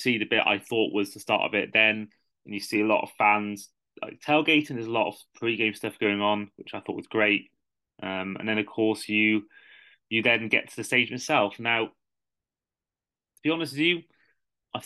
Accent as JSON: {"language": "English", "country": "United Kingdom", "said": "I'm from Britain"}